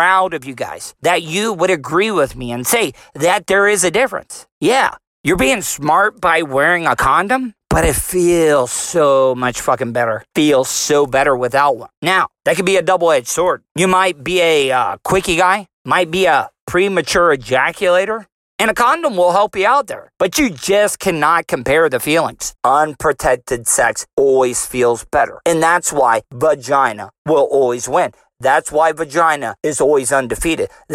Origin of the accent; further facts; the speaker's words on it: Volusia County, Florida, United States; I'm from Volusia County. I am a Florida cracker